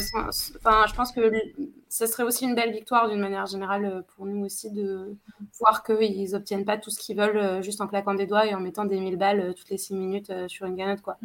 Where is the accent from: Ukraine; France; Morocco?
France; Saint-Pierre-des-Corps, Centre-Val de Loire; moi j'ai grandi à Saint-Pierre-des-Corps